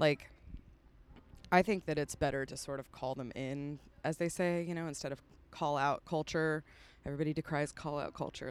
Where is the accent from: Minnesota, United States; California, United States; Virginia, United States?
California, United States; San Francisco; moved away as an adult; also born or lived in Humboldt County, California; now in Nashville, United States; I'm from the San Francisco Bay Area